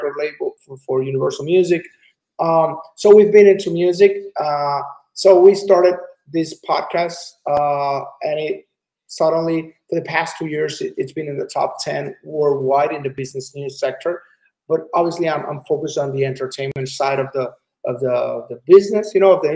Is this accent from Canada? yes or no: no; Cabo Rojo, Puerto Rico; also born or lived in Mayagüez, Puerto Rico; now in San Juan, Puerto Rico; I was born on the west side of the island, which in Mayagüez, but I was raised in Cabo Rojo.